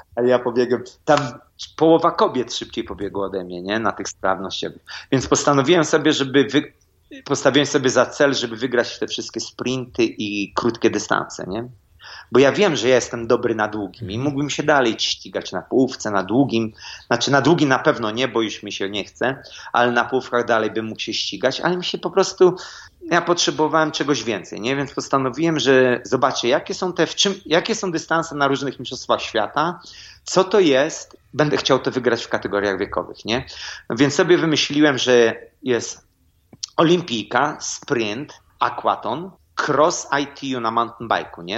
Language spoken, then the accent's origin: Polish; Elbląg, Warmian-Masurian Voivodeship, Poland; moved away; jedziemy do mojego miasta, skąd jestem